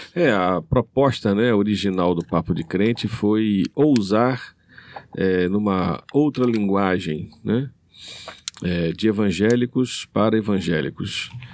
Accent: Rio de Janeiro, Brazil; moved away as an adult; now in Maranhão, Brazil; Eu sou carioca de origem, estou há 25 anos no, é, aqui no Maranhão.

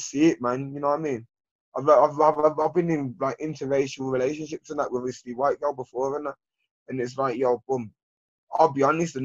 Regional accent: Birmingham, West Midlands, United Kingdom; I grew up in Lascelles, Handsworth, these type of areas

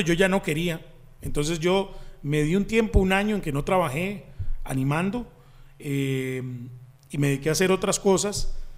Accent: Desamparados, San José, Costa Rica; Yo soy de Desamparados, eh, nací en Desamparados.

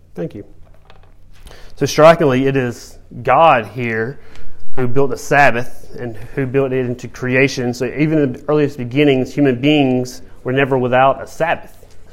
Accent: Georgia, United States; growing up in Georgia on a farm

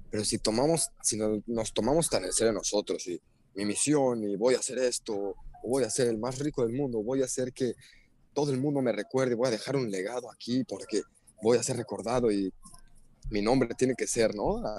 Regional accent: Mexico; Y ah, bueno, aquí somos mexicanos, pero no, tú eres gringo, tú eres chino.

